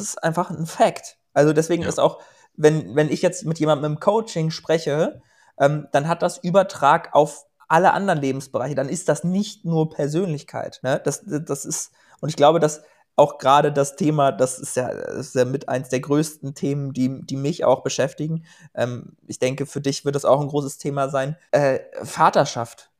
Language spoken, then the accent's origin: German; Germany; moved away as an adult; also born or lived in Portugal; ich komme ja aus Schneeberding, auch so wie